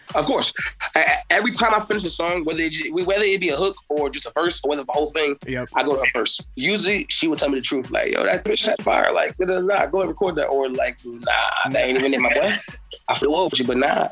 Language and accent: English; Fayetteville, North Carolina, United States; I'm from Fayetteville, North Carolina